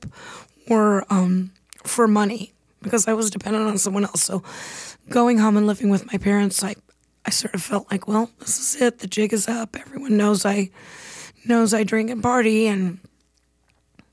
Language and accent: English; San Diego, California, United States; I was born and raised in San Diego, California, in North County